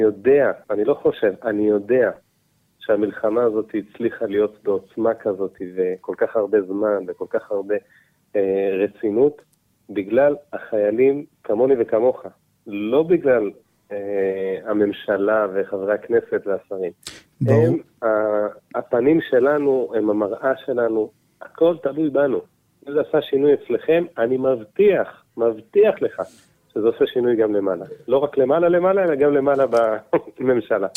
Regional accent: Petah Tikva, Central District, Israel; גם אני גדלתי מפתח תקווה

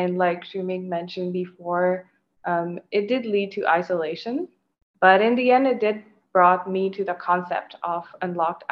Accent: Mauritius; moved away as an adult; also born or lived in Fredericton, Canada; growing up in Mauritius, I was aware of my South Asian or Indian heritage.

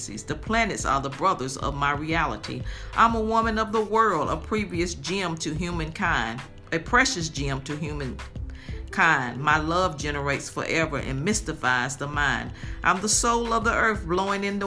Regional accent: Greensboro, North Carolina, United States; We grew up in Greensboro, North Carolina

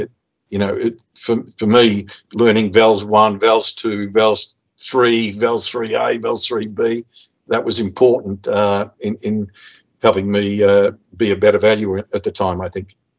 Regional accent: Melbourne, Victoria, Australia; moved away as an adult; now in Budapest, Hungary; I grew up in the uh, western suburbs of Melbourne as the son of, uh, of migrants.

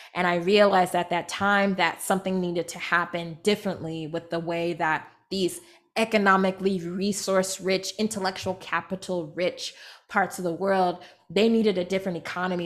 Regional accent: Rancho Cucamonga, California, United States; I grew up in Rancho Cucamonga, California

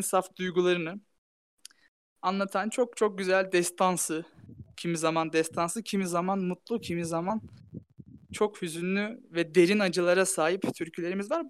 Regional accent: Tokat, Turkey; moved away; yaklaşık iki haftadır memleketimdeyim. Tokatlıyım

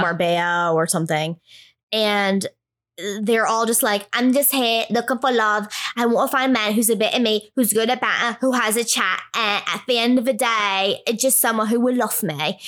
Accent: New England, United States; moved away; also born or lived in New York; I'm from New England

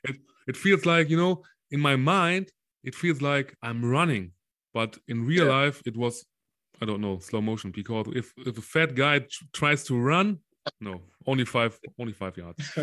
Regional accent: Solingen, North Rhine-Westphalia, Germany; playing for for solingen for for my hometown

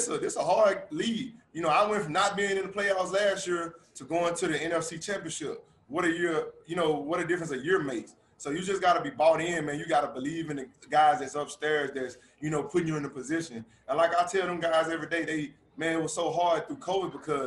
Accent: Louisiana, United States; I'm from mm-hmm. Louisiana. I went to LSU. You know, I watched the Saints growing up.

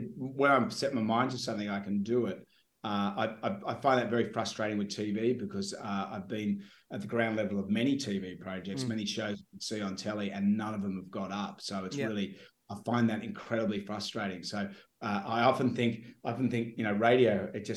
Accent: Sydney, New South Wales, Australia; I grew up in Sydney and I always wanted to be in radio.

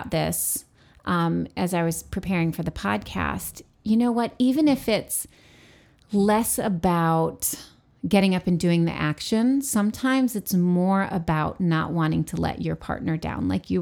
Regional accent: New York, United States; where I grew up in New York State

